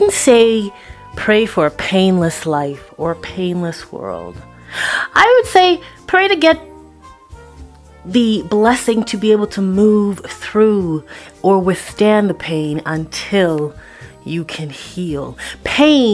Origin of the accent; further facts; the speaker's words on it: Toronto, Ontario, Canada; moved away; also born or lived in Vancouver; when I was growing up in Toronto, Scarborough, Eppleworth, Kennedy and Eglinton